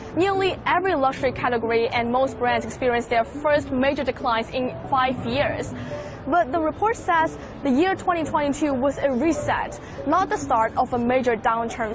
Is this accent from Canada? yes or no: no; Gaza Strip, Palestine; born or raised there; moved away as an adult